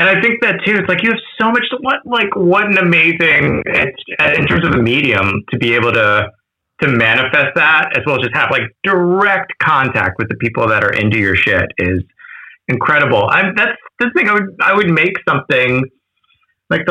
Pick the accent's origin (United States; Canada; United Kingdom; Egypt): United States; Washington, District of Columbia; in Washington, D.C., which is my hometown